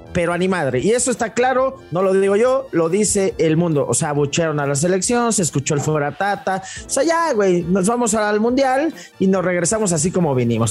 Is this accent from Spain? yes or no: no; Mexico; siendo mexicano